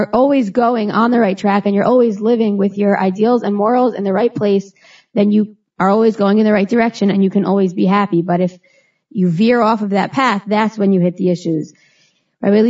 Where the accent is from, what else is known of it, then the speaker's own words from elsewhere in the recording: Teaneck, New Jersey, United States; I was born and raised in Teaneck, New Jersey.